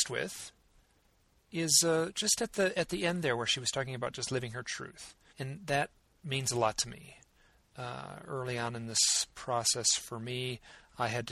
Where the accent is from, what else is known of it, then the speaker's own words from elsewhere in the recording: Midwest, United States; I'm from the Midwest